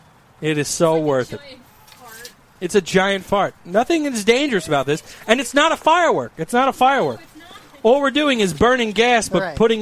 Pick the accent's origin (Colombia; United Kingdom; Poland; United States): United States; I'm an American